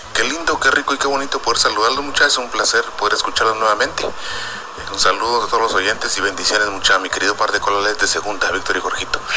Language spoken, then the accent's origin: Spanish; Guatemala; now in New Jersey, United States; tantos guatemaltecos que ahora somos amigos